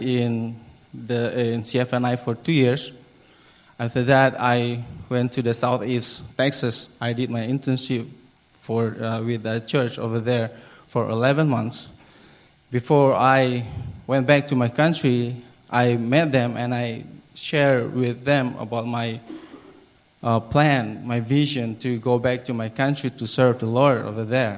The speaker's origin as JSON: {"language": "English", "country": "Timor-Leste", "tie": "born or raised there", "also_born_or_lived": "Merauke, Papua, Indonesia", "second_language": "English", "moved": "as an adult", "said": "I grew up in East Timor. I finished my elementary school, junior high, and high school."}